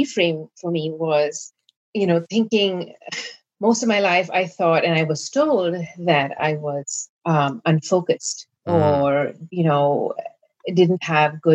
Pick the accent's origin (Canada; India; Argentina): India; Growing up in India